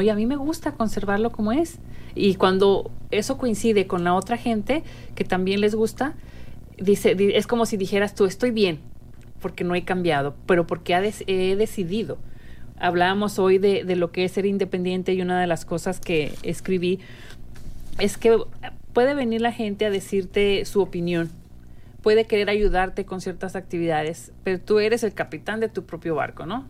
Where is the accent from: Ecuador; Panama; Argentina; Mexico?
Mexico; now in United States; nuestro país de, origen, que es, México. Las dos que estamos hoy aquí de, de locutoras somos mexicanas muy contentas de serlo